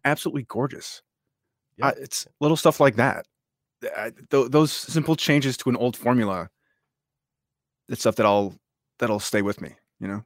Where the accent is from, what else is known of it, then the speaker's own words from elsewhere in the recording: upstate New York, United States; I'm originally from upstate New York, the okay. m- absolute middle of nowhere. Uh, I've grown up there all my life